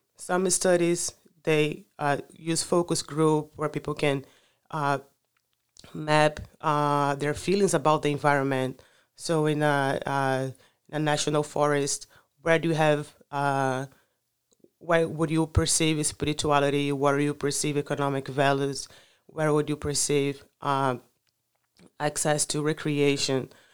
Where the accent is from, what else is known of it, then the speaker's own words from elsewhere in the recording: Rio de Janeiro, Brazil; first language Portuguese; English is a second language; moved away as an adult; also born or lived in Macaé, Brazil; now in United States; I grew up in, I'm from Rio de Janeiro, carioca de coração, but then I moved to the coast, to Macaé